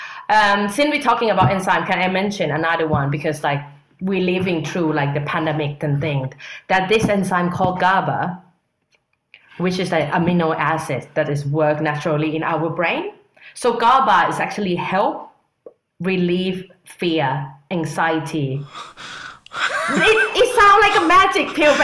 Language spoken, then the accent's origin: English; Thailand; now in London, United Kingdom; I'm from Thailand.